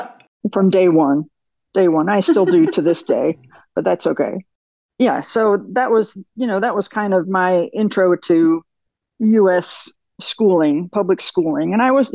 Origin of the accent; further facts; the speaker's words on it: Michigan, United States; born there; So I was born in Michigan. My father was an automotive engineer with Ford.